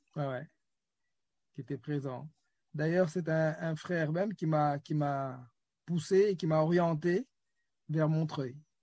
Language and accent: French; Senegal; je suis né euh, au Sénégal, j'ai grandi.